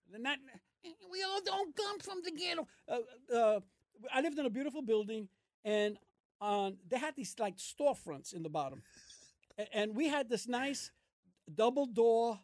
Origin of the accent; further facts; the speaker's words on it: New York City, New York, United States; I was born in Brooklyn. My parents are from Puerto Rico